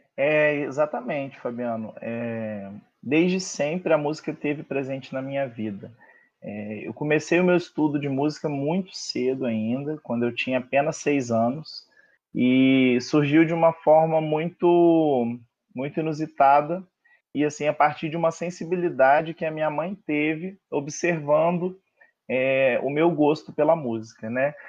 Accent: Além Paraíba, Minas Gerais, Brazil; now in Rio de Janeiro, Brazil; eu sou mineiro com muito orgulho, moro no Rio há mais de 10 anos

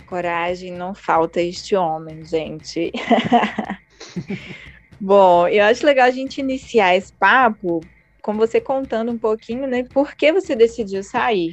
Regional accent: Brazil; nós brasileiros

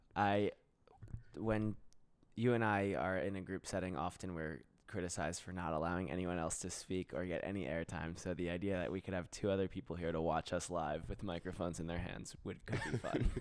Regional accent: South Florida, United States; moved away as an adult; also born or lived in San Francisco / New York; I'm from South Florida.

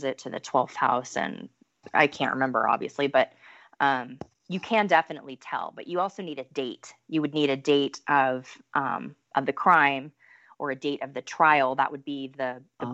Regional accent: United States; as an American

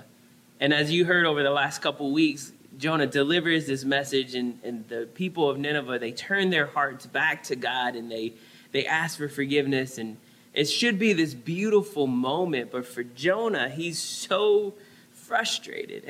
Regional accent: New Orleans, Louisiana, United States; now in San Diego, United States; growing up in New Orleans

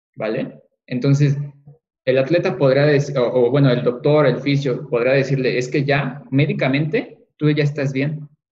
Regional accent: Mexico; nosotros como mexicanos

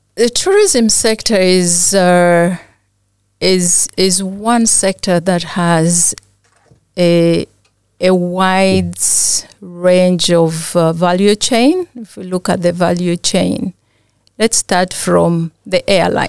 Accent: Uganda; I'm from Uganda

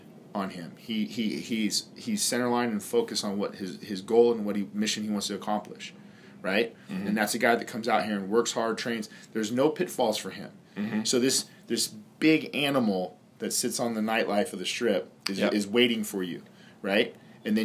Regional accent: Las Vegas, Nevada, United States; Born and raised in Vegas

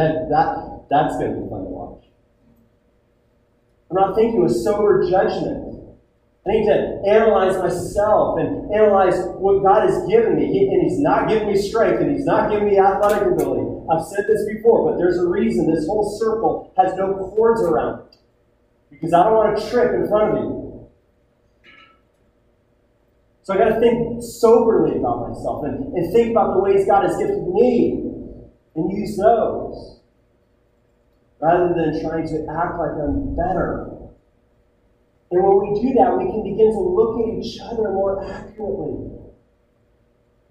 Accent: United States

